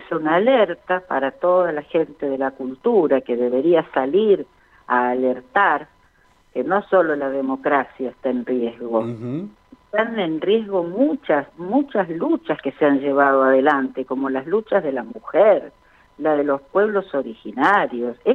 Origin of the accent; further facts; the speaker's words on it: Chaco, Argentina; Como yo soy chaqueña, me había presentado como chaqueña en aquel momento.